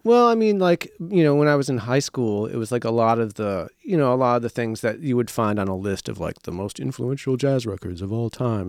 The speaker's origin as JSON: {"language": "English", "town": "Marshfield", "region": "Wisconsin", "country": "United States", "tie": "born or raised there", "also_born_or_lived": "Minneapolis, Minnesota", "moved": "as an adult", "lives_now": "Chicago, United States", "said": "I lived in Minneapolis till I was nine, and then we moved to, uh, just central Wisconsin, a little town called Marshfield, like a town of, like, eighteen thousand people. Uh, and then I lived there until, uh, until I went to college here"}